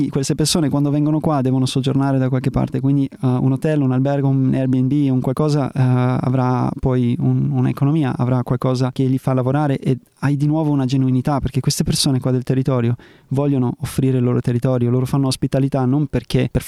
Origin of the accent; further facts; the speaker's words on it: Germany; also born or lived in South America / North America / Australia; ho vissuto in America, ho vissuto in Sud America, in Nord America, ho vissuto in Australia o sono cresciuto in Germania.